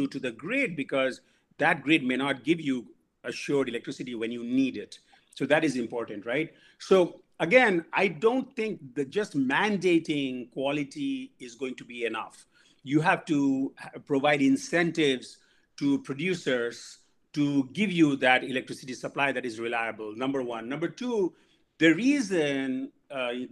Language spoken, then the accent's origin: English; India; moved away; I grew up in India